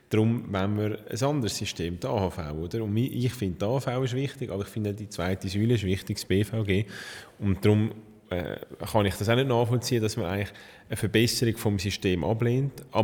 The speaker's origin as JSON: {"language": "German", "country": "Switzerland", "said": "Und nachher sind wir als Schweizer ausgeliefert, um im Ausland Waffen zu kaufen."}